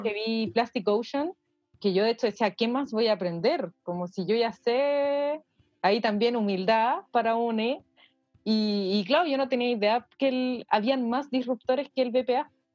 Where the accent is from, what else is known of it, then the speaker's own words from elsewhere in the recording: Santiago, Santiago Metropolitan Region, Chile; nosotros como santiaguinos